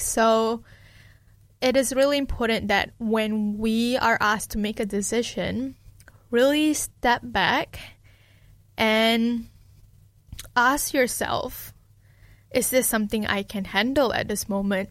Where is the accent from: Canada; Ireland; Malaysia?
Malaysia; now in Dunedin, New Zealand; someone who grew up in a collectivistic culture, being Malaysian